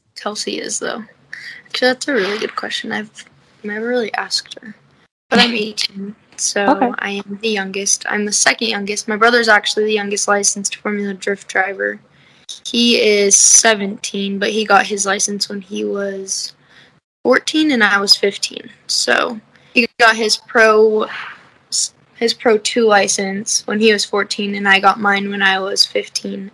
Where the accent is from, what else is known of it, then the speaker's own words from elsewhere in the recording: Las Vegas, Nevada, United States; moved away as an adult; now in Salt Lake City, United States; I'm from Vegas, but I live in Salt Lake right now because I'm going to school out here